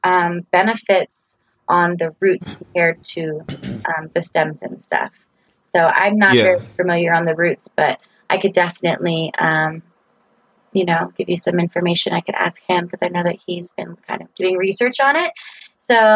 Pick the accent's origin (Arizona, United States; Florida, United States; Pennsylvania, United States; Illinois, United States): Florida, United States; moved away as an adult; now in Boulder, United States; I came from Florida, and there's not very many seasons in Florida. And I also grew up there